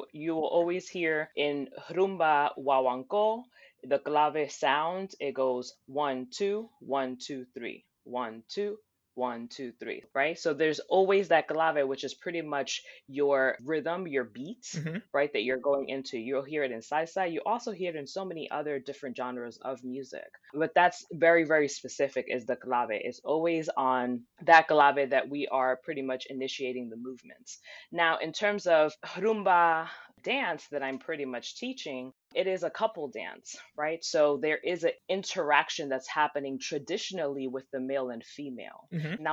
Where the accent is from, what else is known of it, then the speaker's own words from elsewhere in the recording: New Jersey, United States; I'm from New Jersey. My family came from Havana in the 70s and moved to Spain, from Spain to New Jersey. My mother, when I was born in the 80s, put me in dance class